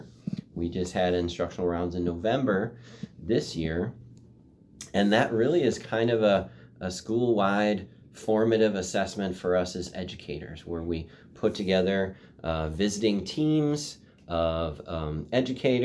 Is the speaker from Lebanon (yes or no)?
no; Oregon, United States; I even went to preschool in Oregon.